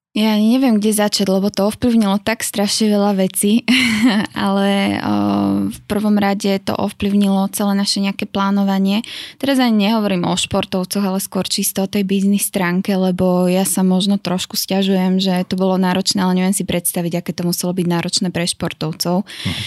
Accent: Šamorín, Trnava Region, Slovakia; also born or lived in Miami; som hrdá šamorínčanka.

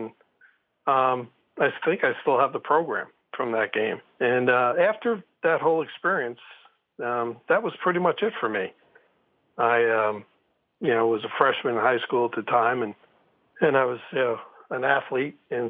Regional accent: South Shore of Long Island, Nassau County, New York, United States; I grew up on the South Shore of Long Island

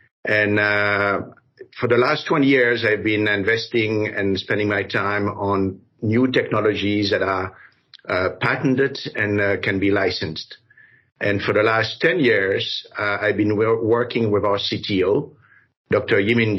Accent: Brussels, Belgium; moved away as an adult; also born or lived in Paris, France / Africa; now in United States; Well, I was born in Africa, then grew up in Paris and Brussels. I was Belgian. I'm still Belgian, but I became American later on.

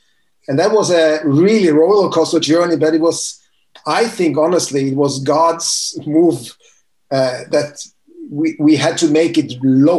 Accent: Norway; I'm from Norway.

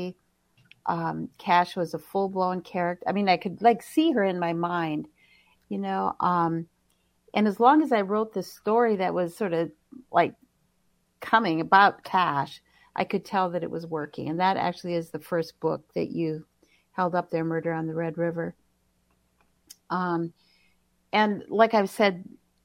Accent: White Earth Nation, Minnesota, United States; now in Minneapolis, United States; I'm originally from the White Earth Nation

